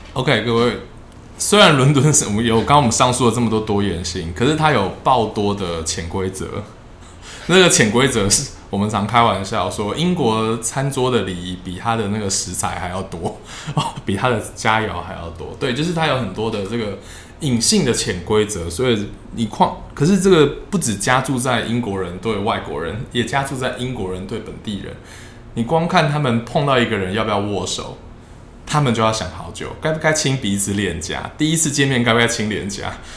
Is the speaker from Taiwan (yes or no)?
yes; Taiwan; moved away as an adult; now in London, United Kingdom; 在我们这个亚洲，或者是在台湾这个文化，我们担心说出来会发生什么事